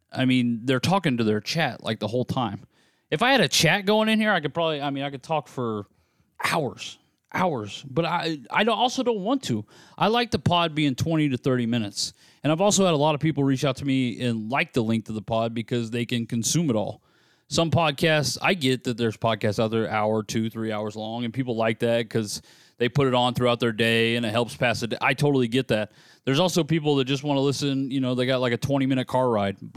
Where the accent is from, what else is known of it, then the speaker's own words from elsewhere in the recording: United States; I'm an American